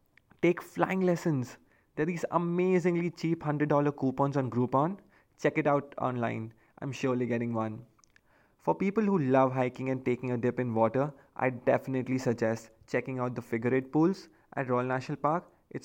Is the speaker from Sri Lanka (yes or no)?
no; India; now in Sydney, Australia; I can't go back to India this time to meet my friends and family